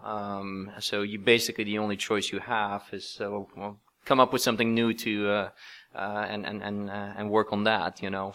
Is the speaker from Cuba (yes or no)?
no; Belgium; moved away as an adult; now in Silicon Valley, United States; both my wife and I, uh, we're both from Belgium, but we've now been in, in Silicon Valley for more than twenty years